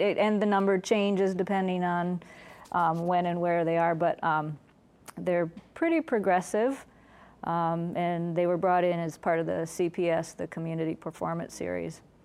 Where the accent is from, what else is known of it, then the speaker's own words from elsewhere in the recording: Liverpool, New York, United States; I grew up in Liverpool, New York.